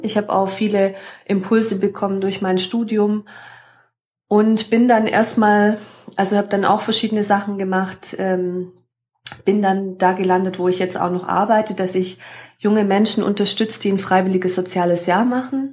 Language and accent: German; Überlingen, Baden-Württemberg, Germany; ich komme hier aus der Region vom Bodensee, von Überlingen